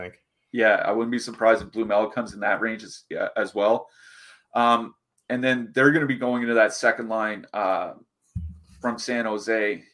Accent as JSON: {"language": "English", "country": "Canada", "said": "as a Canadian"}